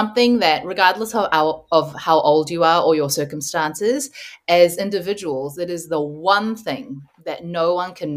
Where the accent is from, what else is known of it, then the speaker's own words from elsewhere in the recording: New Zealand; I grew up partly in the Korean Presbyterian church, partly in like a New Zealand Pākehā white Baptist church